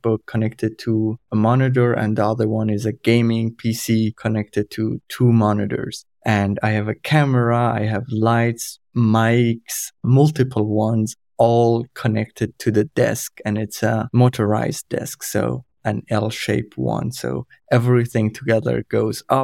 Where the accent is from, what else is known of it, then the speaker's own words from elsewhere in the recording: Iran; first language Kurdish; English is a second language; moved away as an adult; also born or lived in Germany; now in Forchheim, Germany; I'm originally from Iran. My family and I, we moved to Germany in January 2016, as refugees